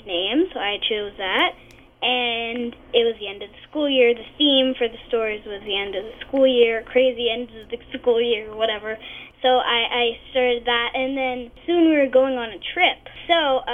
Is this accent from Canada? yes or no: yes; Canada; accent: Canadian; I'm Canadian